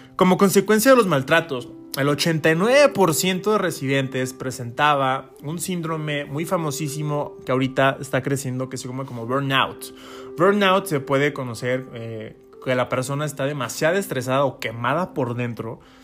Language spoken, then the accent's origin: Spanish; San Luis Potosí, Mexico; Yo soy de San Luis Potosí